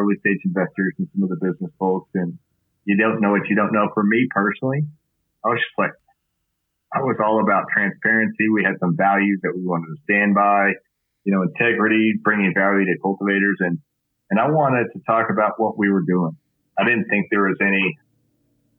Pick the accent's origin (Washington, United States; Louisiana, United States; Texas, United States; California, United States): Texas, United States; West; I grew up in West Texas